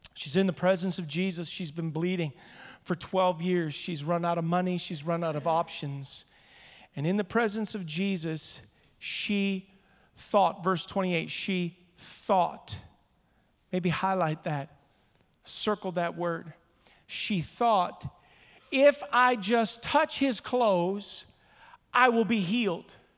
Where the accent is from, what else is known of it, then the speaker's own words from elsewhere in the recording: Ottawa, Ontario, Canada; I am a Canadian born in Ottawa